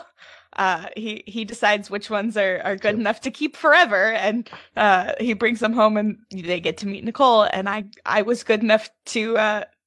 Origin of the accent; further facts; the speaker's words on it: Richmond, Virginia, United States; also born or lived in Orlando; I'm in Richmond. I grew up in Richmond.